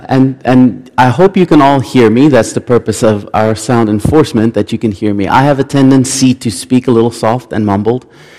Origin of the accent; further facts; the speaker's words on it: South Africa; I grew up in South Africa. That's where my family is from. We've been there for a very, very long time.